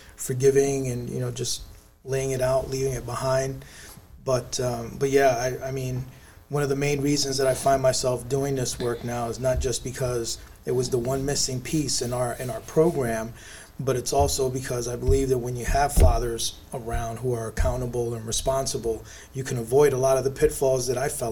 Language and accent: English; New York City, New York, United States; the average kid in my neighborhood growing up in the South Bronx